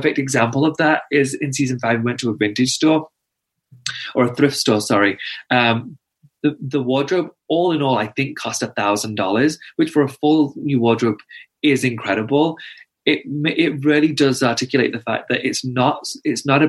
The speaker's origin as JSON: {"language": "English", "country": "United Kingdom", "said": "I'm also British"}